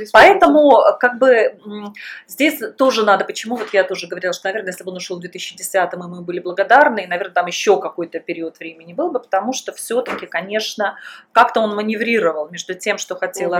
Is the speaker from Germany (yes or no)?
no; Belarus; moved away as an adult; also born or lived in Russia; в 2001 году я уехала из Беларуси, я уехала вначале в Россию